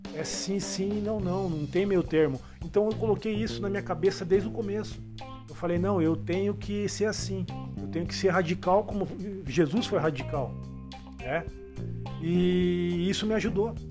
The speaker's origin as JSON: {"language": "Portuguese", "town": "Curitiba", "region": "Paraná", "country": "Brazil", "said": "sou aqui do Cajuru, da região do Cajuru, Zona Leste, Curitiba"}